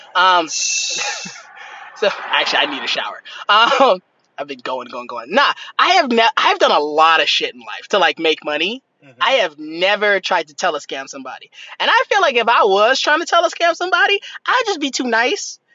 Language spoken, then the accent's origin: English; United States; I'm American and I'm doing okay in America